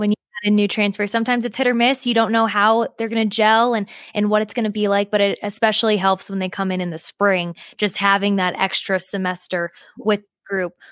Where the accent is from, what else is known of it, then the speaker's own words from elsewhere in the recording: Midwest, United States; I'm from the Midwest myself.